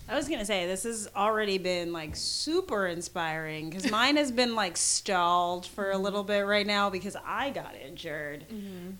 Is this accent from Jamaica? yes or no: yes; Jamaica; I'm Jamaican